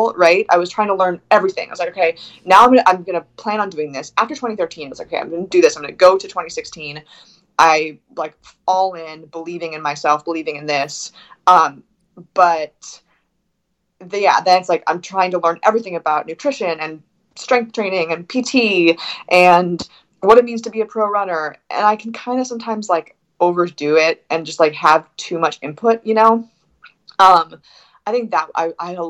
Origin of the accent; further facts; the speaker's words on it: West Coast, United States; moved away as an adult; also born or lived in Bend, Oregon; I'm from the West Coast